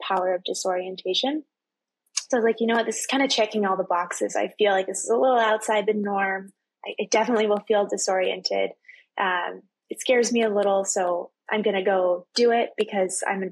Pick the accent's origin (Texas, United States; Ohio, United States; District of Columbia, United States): Texas, United States; I'm from Texas